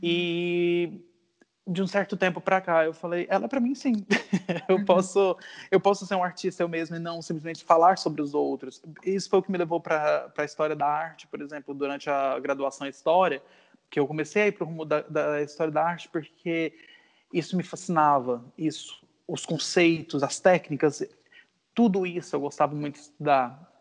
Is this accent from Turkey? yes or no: no; Natal, Rio Grande do Norte, Brazil; moved away as an adult; also born or lived in Goiânia, Brazil / Brasília, Brazil / California, United States / London, United Kingdom; now in Lisbon, Portugal; Eu nasci em Goiânia, mas muito novo eu me mudei para Natal, no Rio Grande do Norte